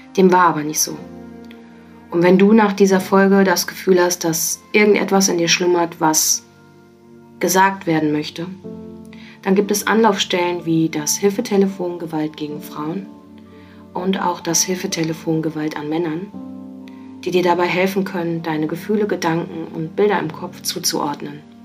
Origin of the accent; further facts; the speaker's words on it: Wesel, North Rhine-Westphalia, Germany; bei uns in Wesel